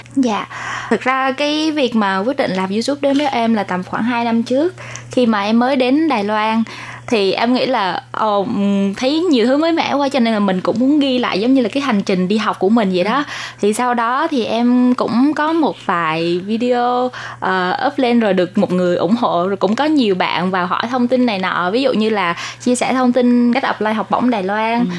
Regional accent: Vietnam; moved away as an adult; now in Taiwan

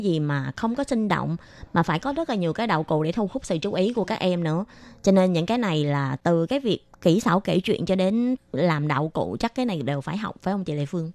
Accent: Vietnam; moved away; hồi nhỏ là ở Việt Nam

